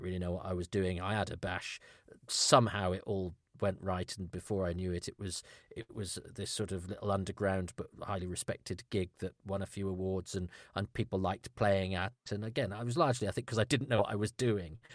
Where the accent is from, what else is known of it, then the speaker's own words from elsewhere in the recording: Ludlow, West Midlands, United Kingdom; I, I grew up in Ludlow in Shropshire